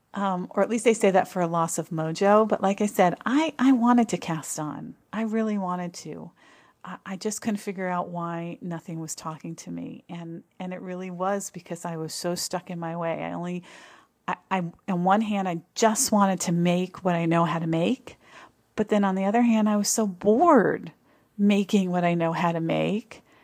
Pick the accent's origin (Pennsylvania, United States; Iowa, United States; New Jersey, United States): New Jersey, United States; moved away; I grew up in New Jersey, very, uh, close to New York City, fairly close to New York City